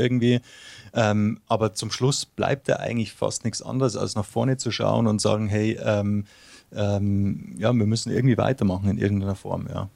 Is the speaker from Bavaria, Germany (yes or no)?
yes; Munich, Bavaria, Germany; first language German; moved away as an adult; also born or lived in Uzwil, Switzerland; now in Switzerland; ich bin ja im Raum München aufgewachsen